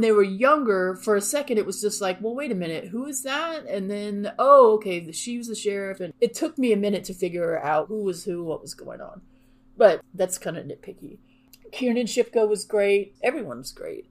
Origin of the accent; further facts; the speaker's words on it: Southern California, United States; now in Texas, United States; I grew up in Southern California, so again, n, not inclement weather very much